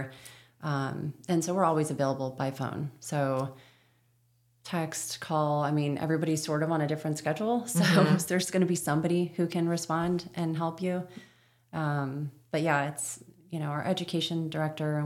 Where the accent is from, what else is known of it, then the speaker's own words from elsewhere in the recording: Florida, United States; moved away; that one in Florida, but that's my hometown.